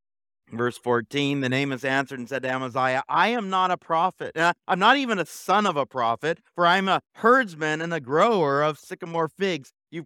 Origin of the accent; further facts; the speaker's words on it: Alta Loma, California, United States; We used to have a fig tree when I was growing up in Altaloma